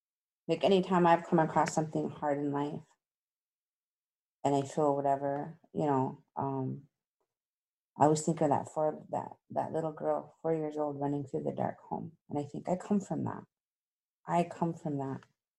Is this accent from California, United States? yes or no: no; Lake Traverse Reservation, South Dakota, United States; I'm from the Lake Traverse Reservation of South Dakota, of the Sistine-Wapitinoyapi, which is one of the Dakota tribes.